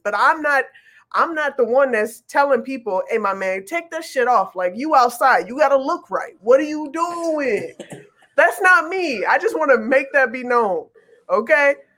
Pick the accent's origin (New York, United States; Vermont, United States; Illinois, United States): Illinois, United States; Chicago; I'm from Chicago.